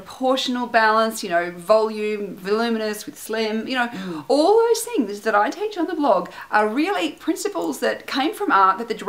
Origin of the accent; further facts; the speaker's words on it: Canberra, Australian Capital Territory, Australia; moved away; also born or lived in Melbourne; growing up in Canberra, which is a small city.